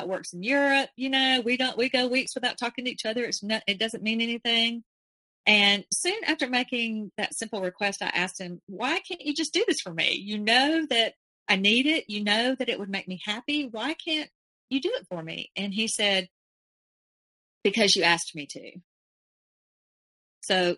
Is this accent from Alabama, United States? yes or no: yes; Alabama, United States; I was from Alabama